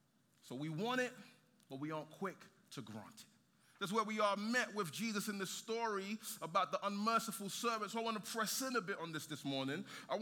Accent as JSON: {"language": "English", "region": "London", "country": "United Kingdom", "tie": "born or raised there", "also_born_or_lived": "Nigeria", "moved": "as an adult", "lives_now": "San Antonio, United States", "said": "I was born in Nigeria, then I moved to London when I was 9. 7 odd years ago, my wife and I moved to San Antonio."}